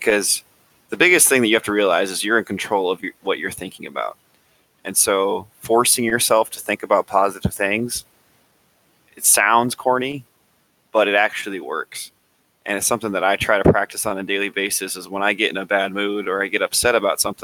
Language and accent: English; South Dakota, United States; I'm from South Dakota, born and raised